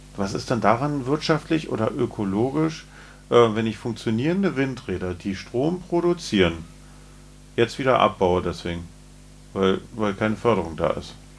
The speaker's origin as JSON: {"language": "German", "region": "Berlin", "country": "Germany", "said": "Wir äh, als Berliner"}